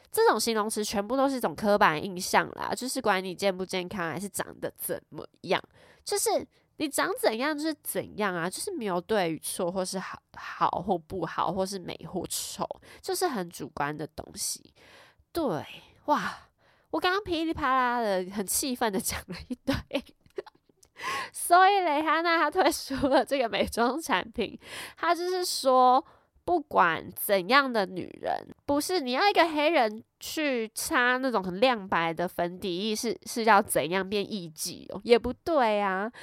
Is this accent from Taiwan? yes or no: yes; Taiwan; accent: Taiwanese Mandarin; 因为念太快我直接台湾国语